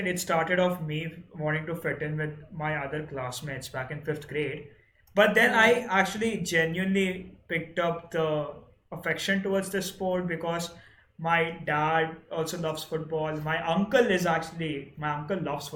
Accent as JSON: {"language": "English", "country": "India", "said": "as an Indian, I'm supposed to love cricket from my genes itself"}